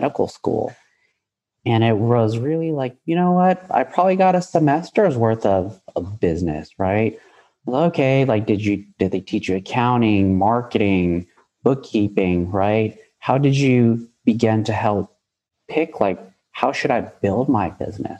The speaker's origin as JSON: {"language": "English", "town": "San Jose", "region": "California", "country": "United States", "tie": "born or raised there", "said": "I'm born and raised in San Jose, California"}